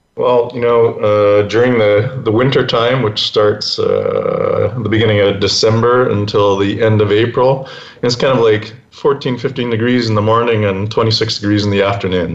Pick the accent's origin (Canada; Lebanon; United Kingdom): Canada; Winnipeg, Manitoba; moved away as an adult; also born or lived in Calgary / Mexico; I was born and raised in Winnipeg